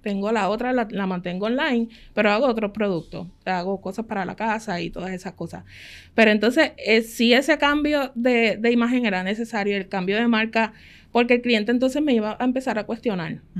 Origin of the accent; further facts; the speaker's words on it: Ponce, Puerto Rico; Nosotros somos de Ponce, mi esposo trabajaba acá en el área metropolitana